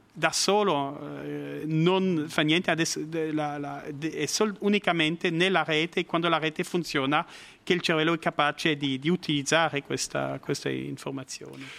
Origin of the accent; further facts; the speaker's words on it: La Chaux-de-Fonds, Neuchâtel, Switzerland; Italian is a second language; also born or lived in Biel/Bienne / Bern / United States; now in Lugano, Switzerland; all'origine sono svizzero-francese, nato a La Chaux-de-Fonds eh, nel canton di Neuchâtel, eh, ho vissuto a Bienne